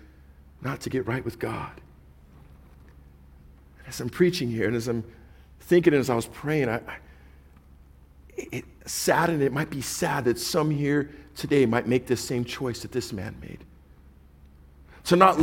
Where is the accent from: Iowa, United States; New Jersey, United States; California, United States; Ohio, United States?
California, United States; Orange County; we were from, Orange County